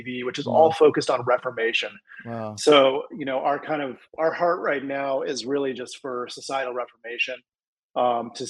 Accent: Colorado, United States; moved away as an adult; also born or lived in Israel; now in Tennessee, United States; I'm from Colorado, currently residing in Tennessee. I grew up out west

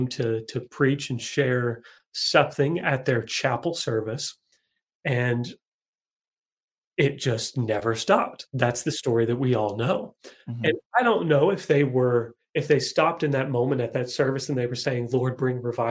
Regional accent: Kentucky, United States; I'm from Kentucky

